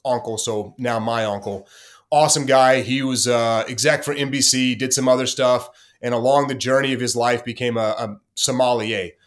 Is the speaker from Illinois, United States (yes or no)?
no; Corsicana, Texas, United States; born or raised there; moved away